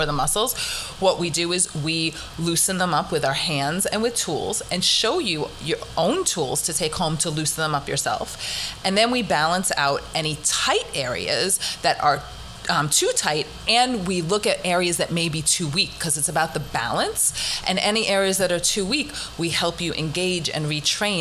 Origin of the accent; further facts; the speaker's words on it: Massapequa Park, New York, United States; moved away; also born or lived in Riverdale, Bronx, New York; I actually grew up, I went to Farmingdale High School, but I grew up in Massapequa Park